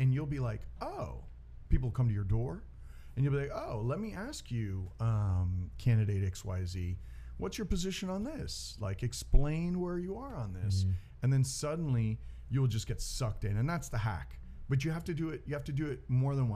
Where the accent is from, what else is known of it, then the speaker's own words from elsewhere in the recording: United States; I was born in the United States